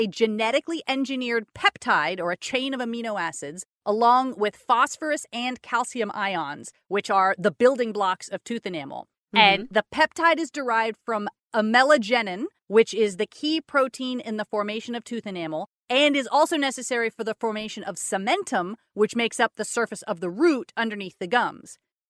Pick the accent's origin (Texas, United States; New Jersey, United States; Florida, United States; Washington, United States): Texas, United States; Austin; I grew up here in Austin my entire life and I've had people to my face angrily tell me that I am lying. Because I do not sound like that. I'm like, look, man, my accent's all over the place.